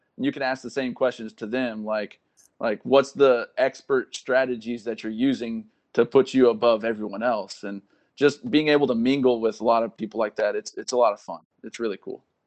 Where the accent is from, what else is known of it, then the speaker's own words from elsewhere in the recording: Caldwell, Texas, United States; moved away as an adult; now in Fort Benning, Georgia, United States; I'm from Caldwell, Texas.